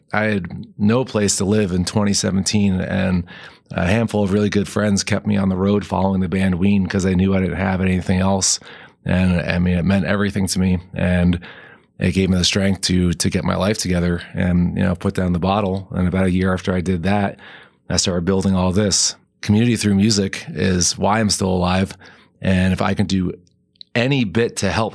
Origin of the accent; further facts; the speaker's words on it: New Jersey, United States; now in Colorado, United States; growing up in North Jersey